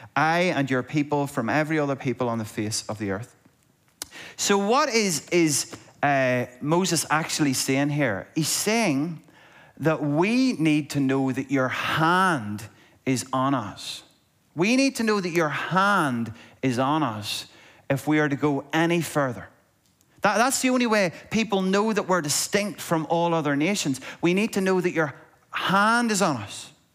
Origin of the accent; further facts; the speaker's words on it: Monaghan, Ulster, Ireland; there's certain words that I say weird because I'm from Monaghan